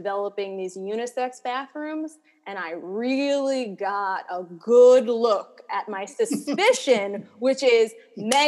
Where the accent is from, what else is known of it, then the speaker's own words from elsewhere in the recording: New York City, New York, United States; I was born and raised in New York